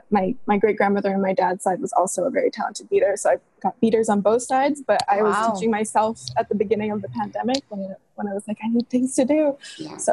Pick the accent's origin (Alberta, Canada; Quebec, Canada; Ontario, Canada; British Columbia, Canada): British Columbia, Canada; Vancouver; moved away as an adult; now in Ottawa, Canada; And I was raised in Vancouver on Musqueam, Tsleil-Waututh, and Salish territories. So I was in Vancouver until I moved away for university.